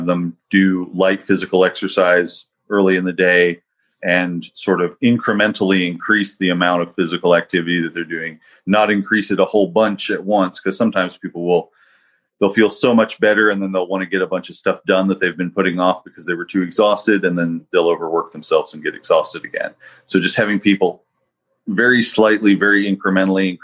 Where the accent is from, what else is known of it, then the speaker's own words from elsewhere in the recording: Eastern Kentucky, United States; I grew up in Eastern Kentucky